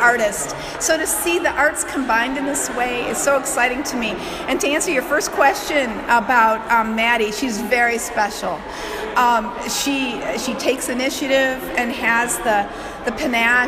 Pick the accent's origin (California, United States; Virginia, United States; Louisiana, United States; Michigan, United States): Michigan, United States; now in Youngstown, United States; I'm from out of the area originally. I'm from Michigan